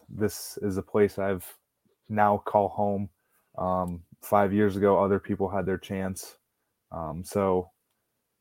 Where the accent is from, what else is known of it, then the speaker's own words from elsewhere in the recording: Alburnett, Iowa, United States; moved away as an adult; now in Brookings, United States; my hometown